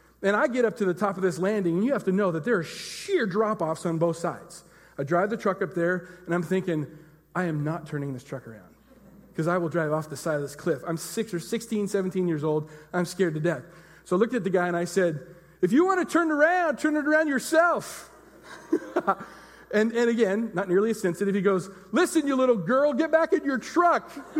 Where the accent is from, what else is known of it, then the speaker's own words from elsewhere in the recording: Enumclaw, Washington, United States; I was from Enumclaw